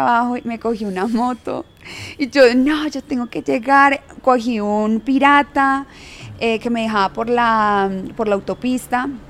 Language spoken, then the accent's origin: Spanish; Yumbo, Valle del Cauca, Colombia; yo soy de Jumbo